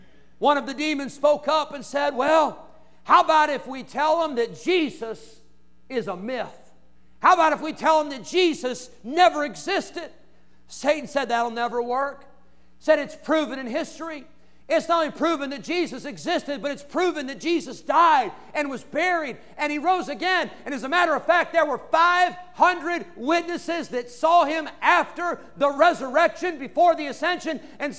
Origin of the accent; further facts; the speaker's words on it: Santa Clara, California, United States; born there; I was born in Santa Clara, California. Kaiser Hospital. That was the place where I was born.